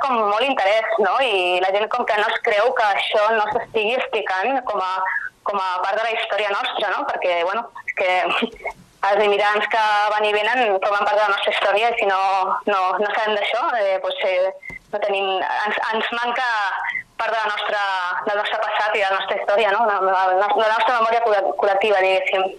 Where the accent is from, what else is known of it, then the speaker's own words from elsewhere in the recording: Sabadell, Catalonia, Spain; jo vaig néixer allà i tota la meva família és allà